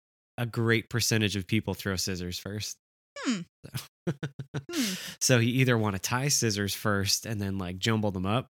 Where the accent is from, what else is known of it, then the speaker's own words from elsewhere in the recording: New Jersey, United States; We're both from New Jersey